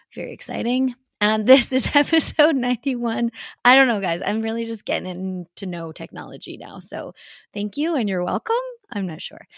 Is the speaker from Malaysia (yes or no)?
no; Canada; also born or lived in United States; representing Canada at, like, World Cups and World Championships and just being Canadian